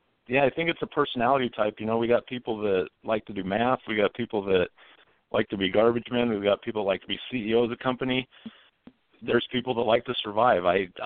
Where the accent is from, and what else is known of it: Utah, United States